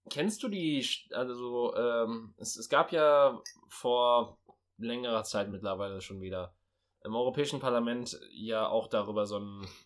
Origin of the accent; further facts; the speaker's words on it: Germany; Ich bin Deutscher, mit Völkermord kennen